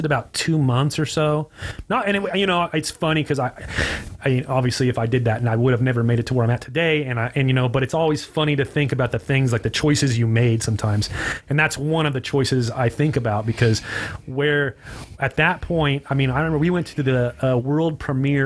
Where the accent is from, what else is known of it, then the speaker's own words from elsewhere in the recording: Hesperia, California, United States; moved away as an adult; now in Costa Mesa, United States; I grew up there. I've lived there my whole entire life